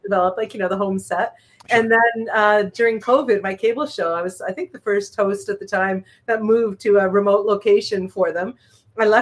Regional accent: Montreal, Quebec, Canada; also born or lived in Toronto / Winnipeg / Southern Ontario; now in Hamilton, Canada; I was born in Toronto, raised in Montreal, stuck in Winnipeg for 6 years.

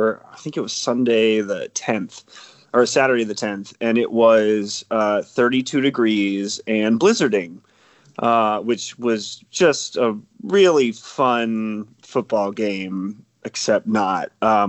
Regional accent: Lincoln, Nebraska, United States; moved away as an adult; I grew up quite literally on the University of Nebraska Lincoln campus.

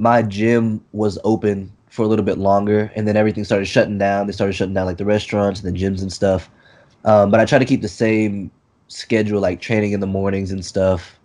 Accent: Texas, United States; I'm from Texas

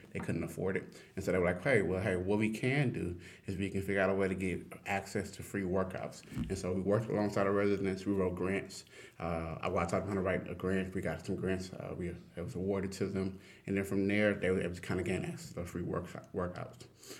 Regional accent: Port Arthur, Texas, United States; moved away; So I'm originally from Southeast Texas, Port Arthur, Texas. I like to say it's the only place where oil and water mixes. And the reason why is because Port Arthur's on the Gulf Coast, but we're a big oil town, oil industry town.

